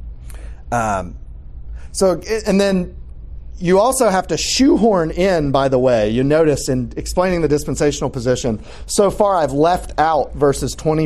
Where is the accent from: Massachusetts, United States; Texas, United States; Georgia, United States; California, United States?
Georgia, United States; Atlanta; I grew up in here in Atlanta